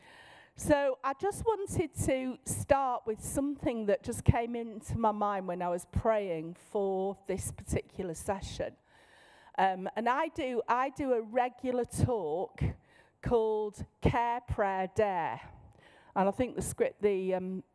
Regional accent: Manchester, North West England, United Kingdom; in my normal voice, in my accent. I'm from Manchester.

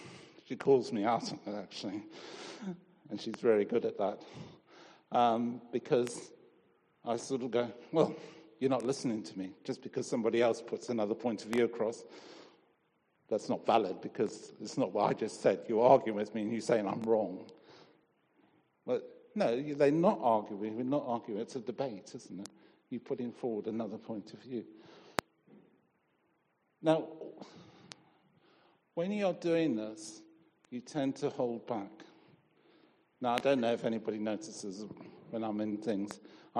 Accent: Zimbabwe; I grew up in Rhodesia. My dad was initially in the police and then he worked for the railways.

